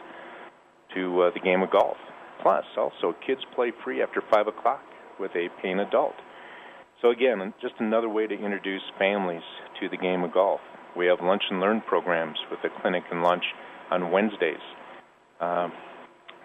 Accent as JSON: {"language": "English", "region": "Minnesota", "country": "United States", "tie": "born or raised there", "moved": "yes", "lives_now": "Colorado, United States", "said": "I grew up in Minnesota, too"}